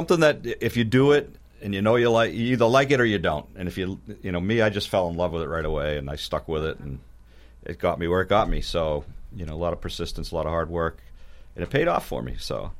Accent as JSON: {"language": "English", "town": "Weymouth", "region": "Massachusetts", "country": "United States", "said": "I'm from Weymouth originally."}